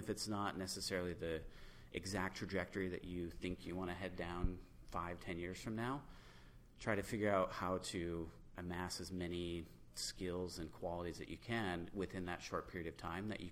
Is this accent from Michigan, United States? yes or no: yes; near Lansing, Michigan, United States; now in Grand Rapids, United States; I grew up near Lansing